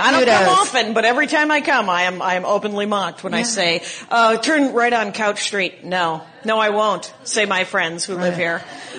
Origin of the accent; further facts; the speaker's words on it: Wisconsin, United States; I'm from Wisconsin.